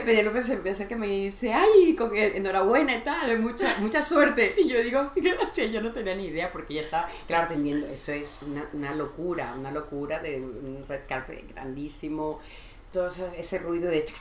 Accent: Venezuela; also born or lived in Miami, United States; now in Madrid, Spain; soy venezolana

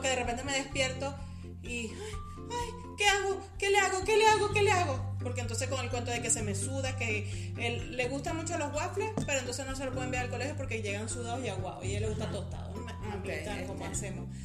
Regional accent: Venezuela; moved away; nosotras dos somos venezolanas

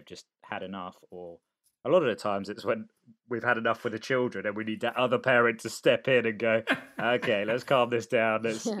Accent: Sicily, Italy; born there; So I was born in Sicily. So bit of context, my dad was Sicilian.

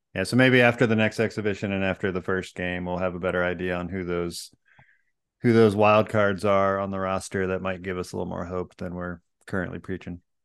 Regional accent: Florida, United States; now in California, United States; I grew up in Florida

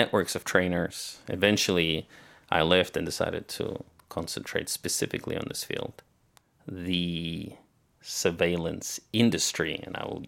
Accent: Australia; moved away as an adult; also born or lived in Soviet Union; I grew up in Australia

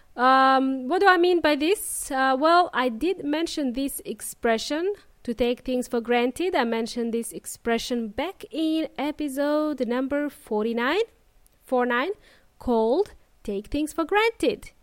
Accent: Melbourne, Victoria, Australia; moved away as an adult; now in Adelaide, Australia; I spent the majority of my life in Melbourne, and now I moved to Adelaide.

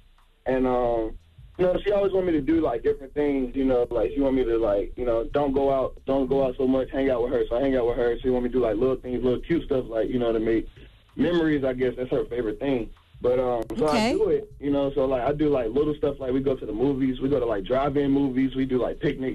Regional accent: North Carolina, United States; from North Carolina.

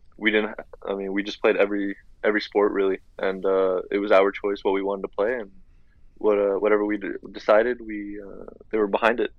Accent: Bradenton, Florida, United States; I was born here in Bradenton, so even both my sisters were as well, so we've been here our whole lives

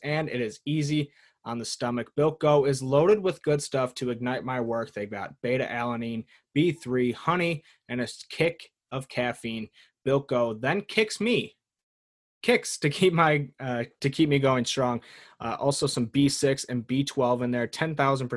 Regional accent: United States; I'm an American

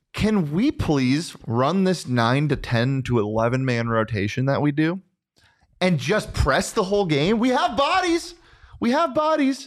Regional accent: Scottsdale, Arizona, United States; I grew up in Scottsdale.

